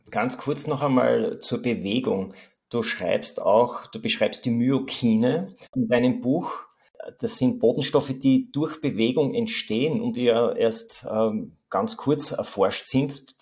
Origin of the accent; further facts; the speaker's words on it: Austria; bei uns in Österreich